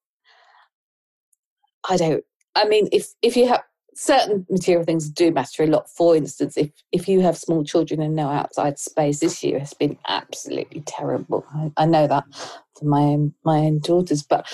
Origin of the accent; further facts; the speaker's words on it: Ipswich, East of England, United Kingdom; I was born in Ipswich.